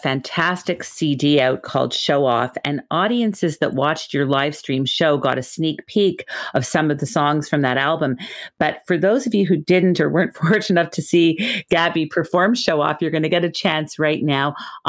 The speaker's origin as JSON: {"language": "English", "town": "Montreal", "region": "Quebec", "country": "Canada", "tie": "born or raised there", "said": "Montreal's McGill University, which is my hometown"}